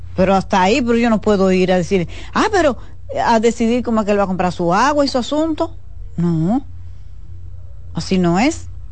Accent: Dominican Republic; como ciudadana dominicana

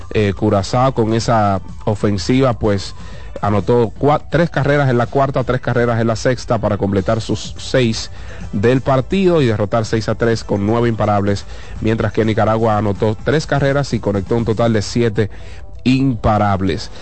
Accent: Dominican Republic; nosotros como dominicanos

